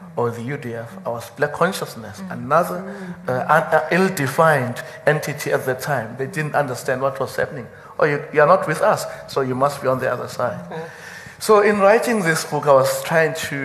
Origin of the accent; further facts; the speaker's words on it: KwaZulu-Natal, South Africa; I come from KwaZulu-Natal of the 1980s.